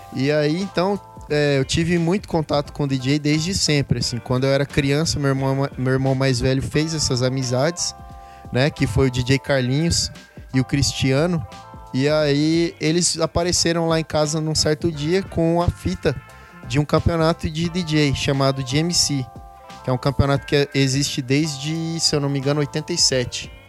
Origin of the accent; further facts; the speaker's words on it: Campo Grande, Mato Grosso do Sul, Brazil; now in São Paulo, Brazil; Sou campo-grandense, sul-mato-grossense. Hoje em dia moro em São Paulo